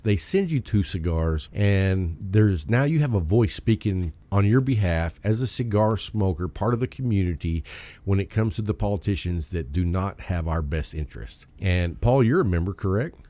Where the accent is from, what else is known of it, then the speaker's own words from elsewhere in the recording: Texas, United States; I'm from Texas and we like our personal rights